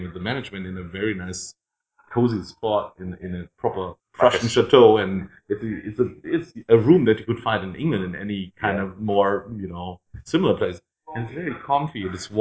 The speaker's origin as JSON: {"language": "English", "town": "Dreieich", "region": "Hesse", "country": "Germany", "tie": "born or raised there", "also_born_or_lived": "Frankfurt", "second_language": "English", "said": "Dreieich, where I grew up. I was born in Frankfurt, but my parents moved out of the city"}